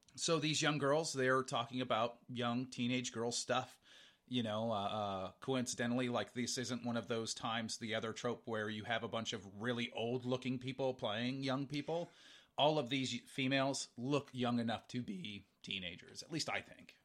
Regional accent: Montana, United States; we're from Montana. We have harsh winters.

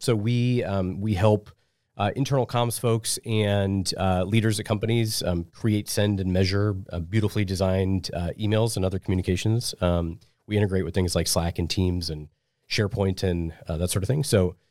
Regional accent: Omaha, Nebraska, United States; So I was born and raised in Omaha, and I went to UNO for college.

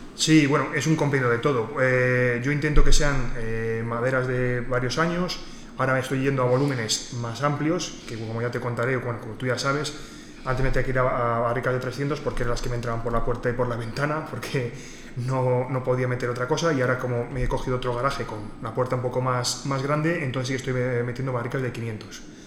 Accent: Santo Domingo de Silos, Castile and León, Spain; yo soy de Santo Domingo de Silos

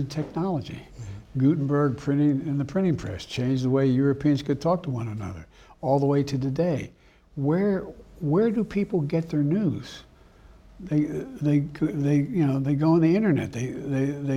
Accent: Claymont, Delaware, United States; also born or lived in Scranton, Pennsylvania; the guys I grew up with in Claymont, Delaware, and Scranton, Pennsylvania

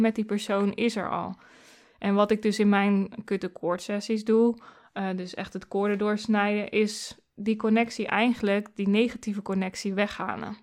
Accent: Doetinchem, Gelderland, Netherlands; also born or lived in Arnhem; ik ben in Doetinchem geboren

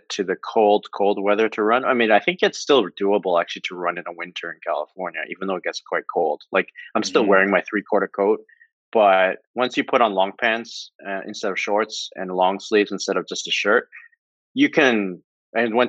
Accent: Oakville, Ontario, Canada; now in Singapore; We're both from Oakville.

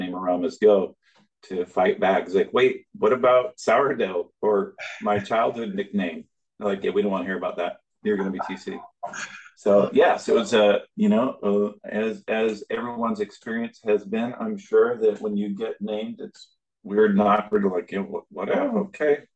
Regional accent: Alaska, United States; moved away; I grew up in Alaska, the youngest 10 kids on a dairy farm

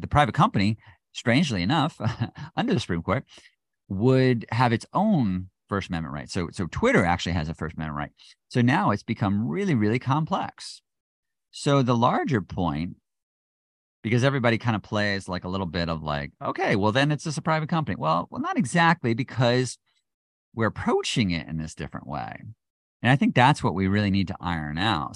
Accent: United States; being an American

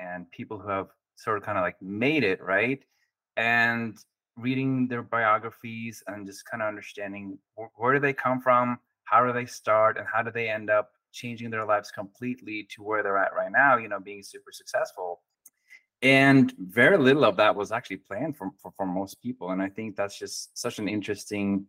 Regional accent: Oslo, Norway; English is a second language; moved away as an adult; also born or lived in Oregon / New Mexico; now in San Diego, United States; I was born and raised in Oslo, Norway. And at the age of 21, I moved to the United States

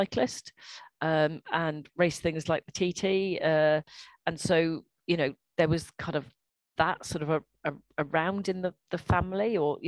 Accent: Welsh, Wales, United Kingdom; I'm Welsh

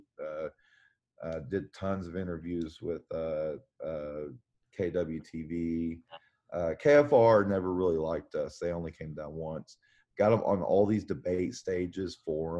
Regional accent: Oklahoma, United States; as a kid growing up in Oklahoma

